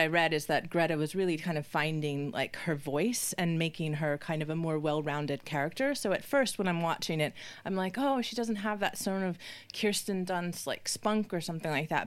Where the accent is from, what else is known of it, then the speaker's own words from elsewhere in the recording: United States; being an American